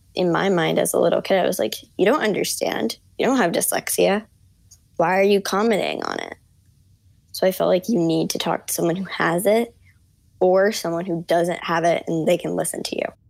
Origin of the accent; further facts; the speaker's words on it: New York City, New York, United States; I'm 14 years old and I'm from Brooklyn, New York.